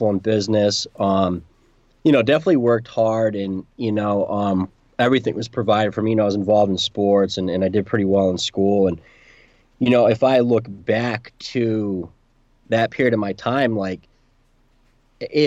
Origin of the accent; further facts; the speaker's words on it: New London, Connecticut, United States; I was born in New England, New London, Connecticut, to be exact.